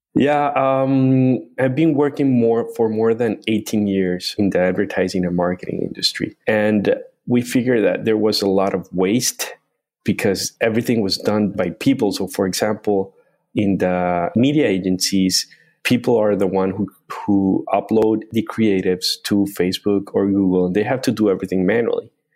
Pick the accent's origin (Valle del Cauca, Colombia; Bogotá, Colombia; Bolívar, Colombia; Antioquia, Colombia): Bolívar, Colombia; Cartagena; moved away as an adult; also born or lived in Chicago, United States; I was born in a small city in Colombia called Cartagena. Uh, it's a tourist town